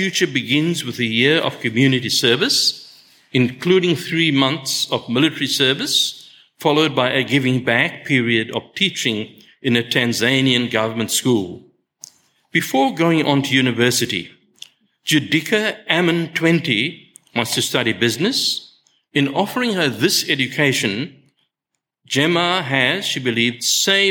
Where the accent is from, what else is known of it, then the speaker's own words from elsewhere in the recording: South Africa; I was born in South Africa